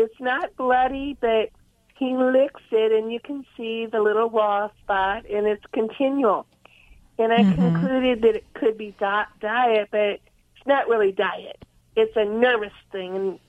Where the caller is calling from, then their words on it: San Luis Obispo, California, United States; I'm San Luis Obispo, California.